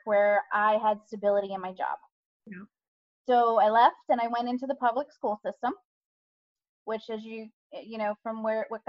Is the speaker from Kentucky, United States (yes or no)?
no; hometown near Towson University, Maryland, United States; Decided to go get a second bachelor's at Towson University here locally